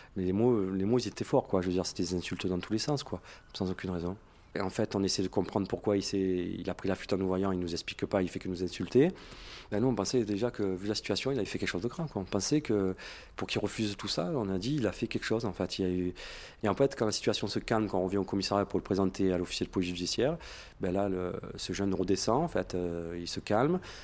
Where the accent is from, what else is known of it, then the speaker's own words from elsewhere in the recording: Marseille, Provence-Alpes-Côte d'Azur, France; je suis de Marseille